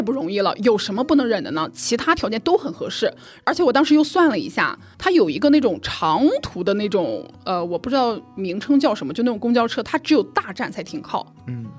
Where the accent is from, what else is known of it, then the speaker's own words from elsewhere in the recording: Jinan, Shandong, China; moved away as an adult; now in Hangzhou, China; 我是在我们的家乡济南